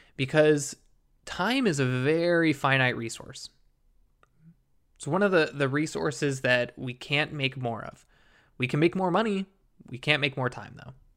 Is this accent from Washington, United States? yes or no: yes; Seattle, Washington, United States; moved away; I'm from the Seattle area. I went to school up there